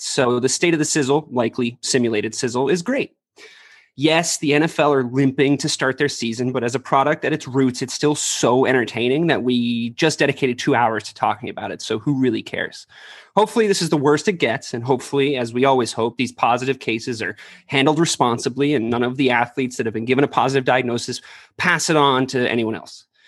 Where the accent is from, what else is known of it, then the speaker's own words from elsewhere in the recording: Ireland; now in United States; I'm an Irish immigrant